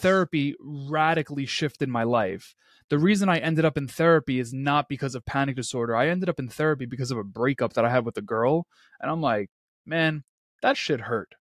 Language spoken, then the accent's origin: English; New York City, New York, United States; born and rains, raised in Queens, New York